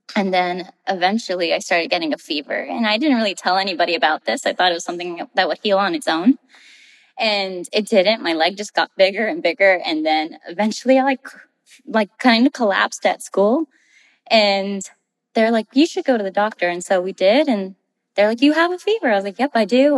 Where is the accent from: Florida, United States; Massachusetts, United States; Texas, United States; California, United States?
Texas, United States; Rio Grande Valley, South; moved away as an adult; I am from the Rio Grande Valley, which is South Texas, really close to the Mexican American border. That's where I spent most of my life